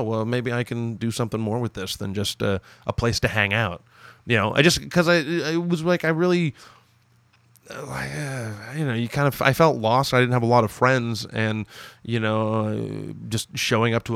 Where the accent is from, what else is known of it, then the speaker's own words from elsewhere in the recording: Toronto, Ontario, Canada; born and raised in Toronto.